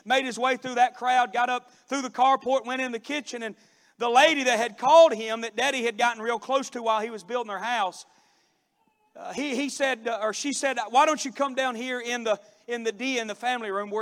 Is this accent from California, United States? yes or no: no; Cornelia, Georgia, United States; also born or lived in Daytona Beach, Florida; My dad has a successful construction business back in my hometown, and he built a house when I was in high school for a very, very successful company business there in Cornelia, Georgia